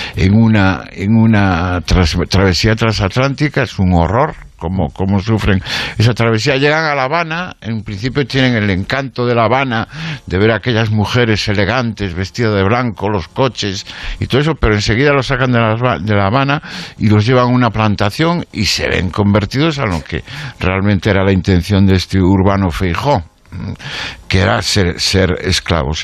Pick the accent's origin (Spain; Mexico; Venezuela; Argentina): Spain; Galicia; los gallegos tenemos una maldición que nos vincula